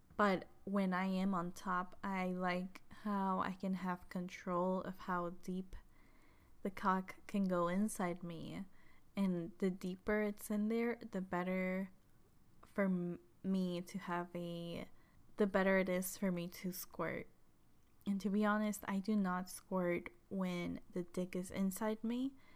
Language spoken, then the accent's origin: English; Chihuahua, Mexico; moved away; I am from Mexico, from Chihuahua, Chihuahua, which is right below Texas